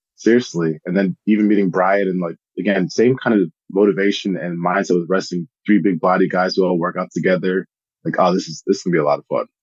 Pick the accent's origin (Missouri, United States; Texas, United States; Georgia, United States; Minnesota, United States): Minnesota, United States; I was born in Minnesota.